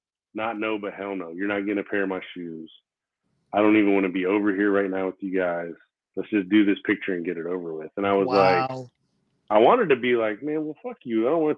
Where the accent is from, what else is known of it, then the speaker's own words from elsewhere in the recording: Florida, United States; first language Korean; English is a second language; also born or lived in New York; He's from Florida. I'm from Florida.